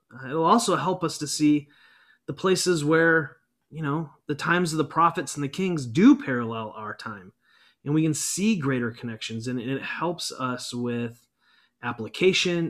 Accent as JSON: {"language": "English", "country": "United States", "said": "as American Christians"}